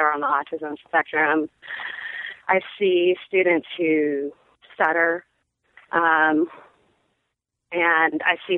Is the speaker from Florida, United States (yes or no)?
no; Seattle, Washington, United States; moved away; also born or lived in San Francisco / Austin; I grew up in Seattle and I lived in San Francisco for a while